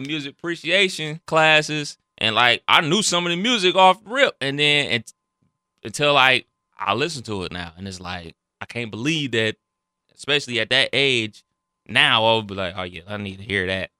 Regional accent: Cleveland, Ohio, United States; I'm from Cleveland, that's where the Rock Hall is

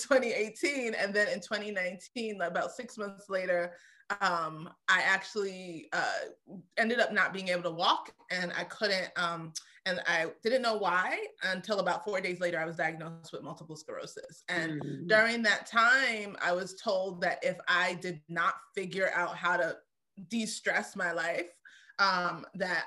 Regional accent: New York City, New York, United States; I grew up in Brooklyn

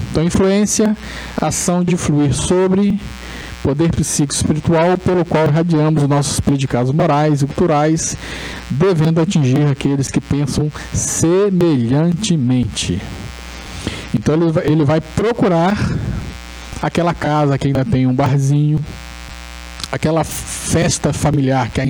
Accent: Resende, Rio de Janeiro, Brazil; eu sou de, eu sou de Resende

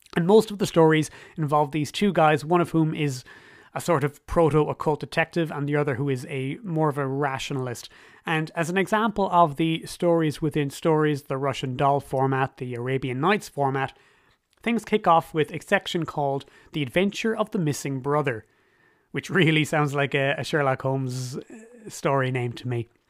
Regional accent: Ireland; As an Irish person myself

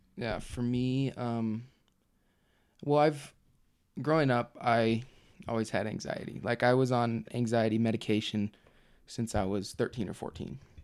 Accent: Provo, Utah, United States; I'm from Provo, Utah

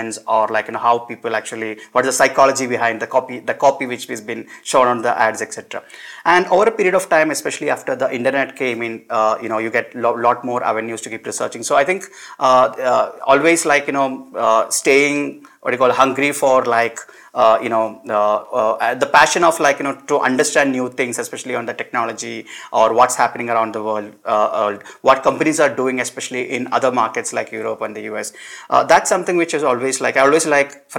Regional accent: Perinthalmanna, Kerala, India; I grew up in a town called Perinthalmanna. This is part of Malappuram district in Kerala.

